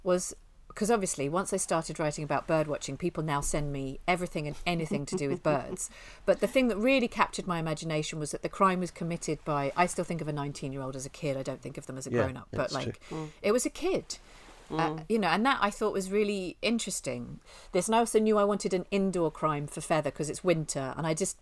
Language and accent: English; near Tring, East of England, United Kingdom; I grew up near Tring.